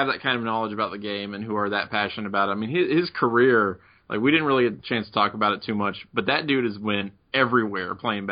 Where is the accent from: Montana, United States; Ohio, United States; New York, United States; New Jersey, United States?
Ohio, United States; Middletown; Jerry Lucas is from my hometown and of Middletown, MTizzle, down near the nasty natty. And actually, I grew up very close to where he grew up